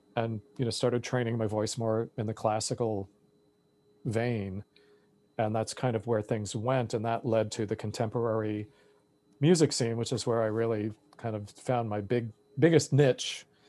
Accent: Massapequa Park, New York, United States; now in New York City, United States; growing up in Massapequa Park

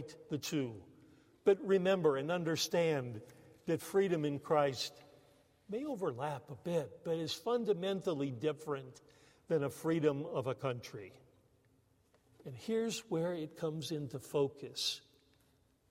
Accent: United States; moved away as an adult; also born or lived in Canada; us Americans

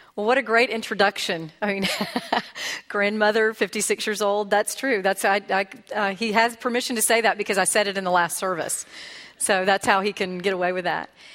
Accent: Pensacola, Florida, United States; I was born and raised in Pensacola

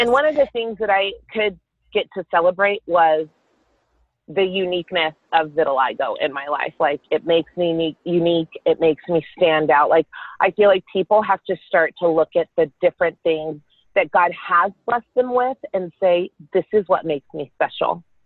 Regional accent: Carrollton, Texas, United States; I grew up in Carrollton, Texas with my sister and my parents

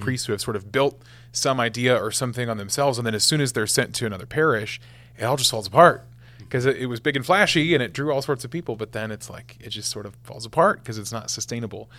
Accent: West Point, Nebraska, United States; I was the first guy from my hometown to to be ordained a priest for the Archdiocese of Omaha in forty years

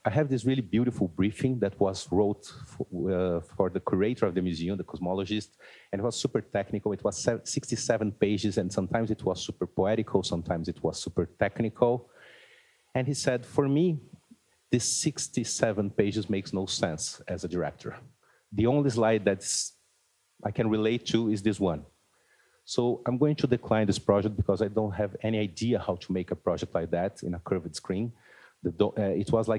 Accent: Brazil; I'm from Brazil

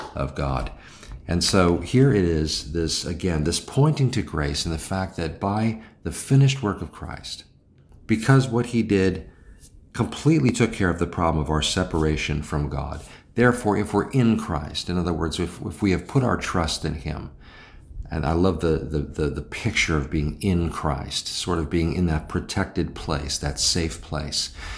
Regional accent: United States; I'm an American

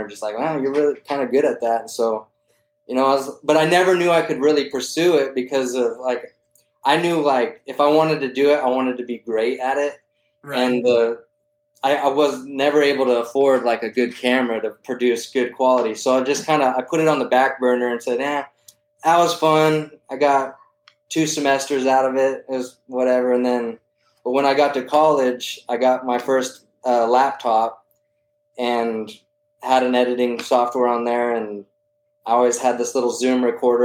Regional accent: Santa Fe, New Mexico, United States; also born or lived in Española, New Mexico; I was born in Santa Fe, New Mexico, 88 model

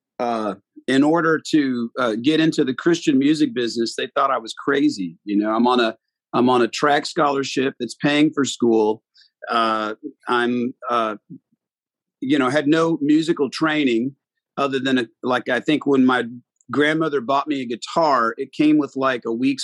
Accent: Fort Smith, Arkansas, United States; moved away as an adult; Fort Smith, Arkansas, where I was from

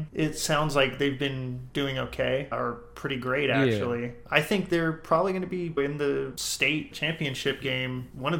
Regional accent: Robert Lee, Texas, United States; I guess growing up in Robert Lee, there's a ton of people that have great influence on the town.

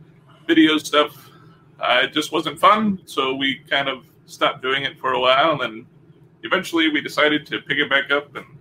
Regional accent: Omaha, Nebraska, United States; moved away as an adult; I grew up in Omaha, Nebraska.

